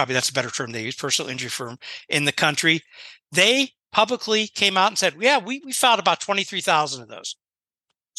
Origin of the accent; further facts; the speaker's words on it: Chicago, Illinois, United States; moved away as an adult; now in Florida, United States; I come from Chicago.